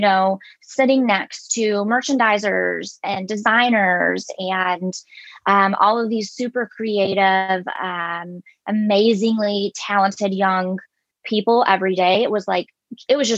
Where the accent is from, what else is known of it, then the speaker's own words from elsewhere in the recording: Louisiana, United States; moved away as an adult; also born or lived in Italy; I come from the South, from Louisiana, where it's okay to wear camo and things